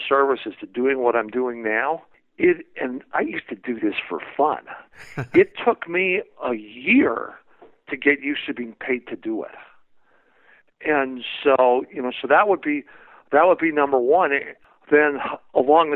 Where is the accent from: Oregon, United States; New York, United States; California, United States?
California, United States; San Francisco Bay Area; I grew up in the San Francisco Bay Area.